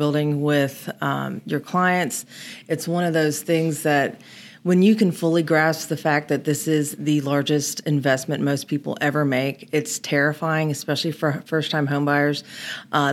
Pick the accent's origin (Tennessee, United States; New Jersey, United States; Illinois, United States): Tennessee, United States; Germantown; now in Memphis, United States; I grew up in Germantown in Kimbrough Woods